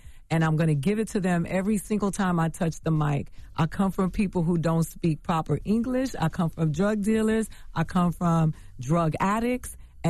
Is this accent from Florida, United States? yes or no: yes; Miami, Florida, United States; also born or lived in Bronx, New York; I'm from the gutter. I grew up in Miami, Florida, between Miami and the Bronx.